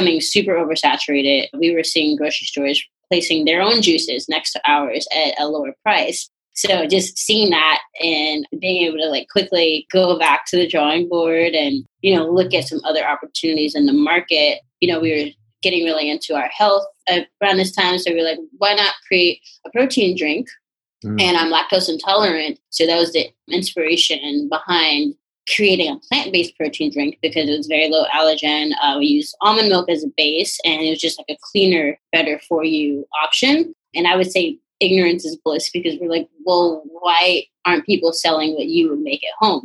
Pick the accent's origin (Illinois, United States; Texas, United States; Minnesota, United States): Illinois, United States; Chicago; moved away as an adult; also born or lived in Oak Park, Illinois; now in Los Angeles, United States; And then around sixth, seventh grade, I moved back to the south side of Chicago